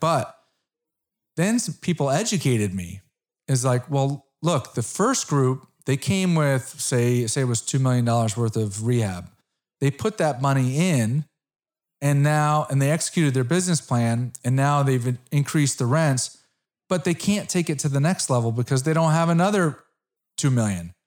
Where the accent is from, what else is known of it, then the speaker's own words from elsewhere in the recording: Connecticut, United States; I'm from Connecticut.